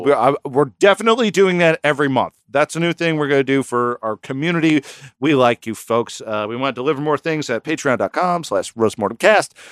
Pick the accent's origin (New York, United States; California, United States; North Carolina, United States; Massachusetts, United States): New York, United States; we're from New York